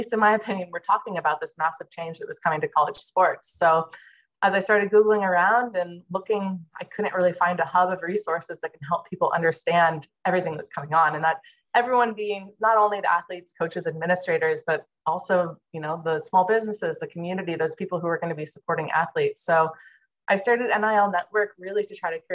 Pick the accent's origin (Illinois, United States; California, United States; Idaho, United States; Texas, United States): California, United States; Santa Cruz; also born or lived in Santa Barbara, California / Denmark / Hawaii; I grew up in Santa Cruz, California